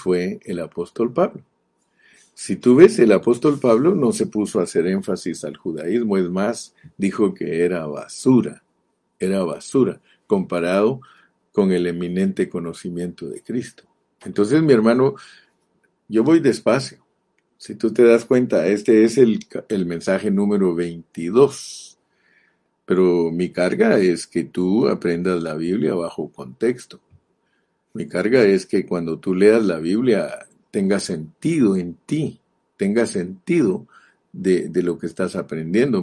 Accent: Morales, Izabal, Guatemala; Yo nací en Morales, Izabal

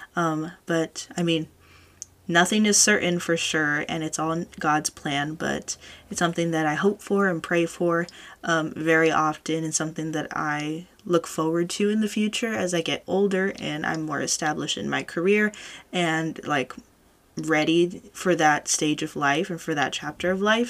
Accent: California, United States; I was born and raised here in California, this is the only state that I know

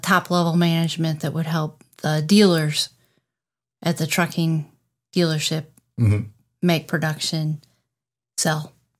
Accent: Chicago, Illinois, United States; also born or lived in Boston / New Jersey; I grew up, I call Chicago home.

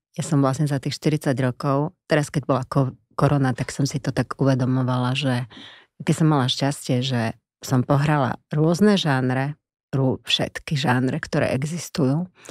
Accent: Košice, Košice Region, Slovakia; moved away; Ja som bola z Košic z mesta, tak pre mňa to bolo brutálne zaujímavé prostredie

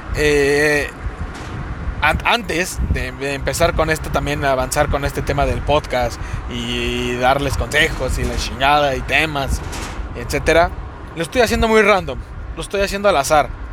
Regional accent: Mexico City, Mexico; accent: cantadito; hablamos así cantadito porque somos de la Ciudad de México

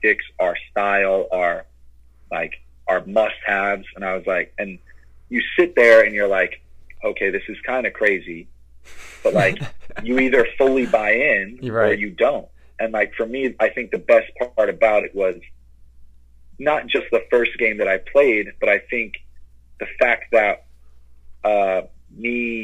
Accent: Long Island, New York, United States; being from Long Island to get traded back to my hometown

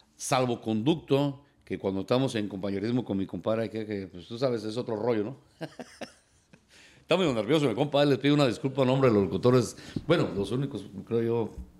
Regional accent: La Piedad, Michoacán, Mexico; now in Lancaster, United States; Yo soy originado de La Piedad, Michoacán, de ahí del barrio de Santa Juliana.

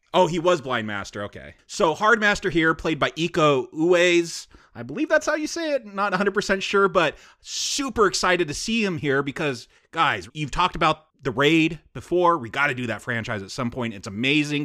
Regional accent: United States; I'm American

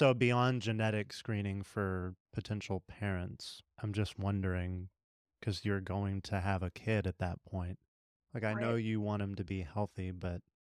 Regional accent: Texas, United States; now in Kansas, United States; I'm from Texas. I just happen to live here.

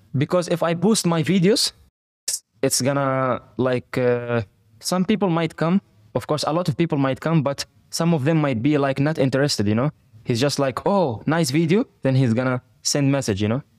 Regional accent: Fujairah, United Arab Emirates; also born or lived in Palestine / Turkey; now in Dubai, United Arab Emirates; I was born in Fujairah

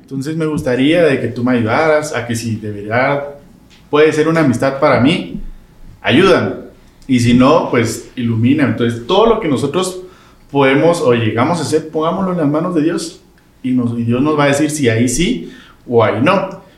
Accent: Quetzaltenango, Guatemala; yo soy de Shela

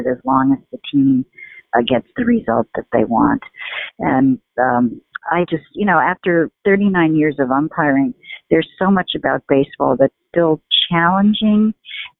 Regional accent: New York City, New York, United States; moved away as an adult; also born or lived in California; when I was growing up in New York City

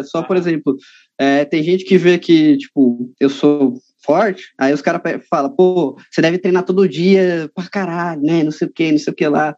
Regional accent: São Paulo, Brazil; Eu sou, sou de São Paulo mesmo, a capital mesmo, tá ligado? Eu moro na Zona Norte aqui, de São Paulo, uhum. desde, que, desde que eu nasci mesmo

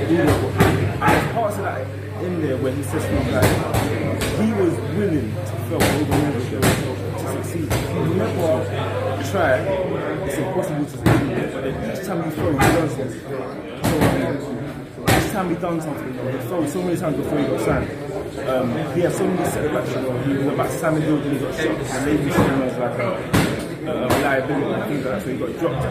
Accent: England, United Kingdom; I'm from England

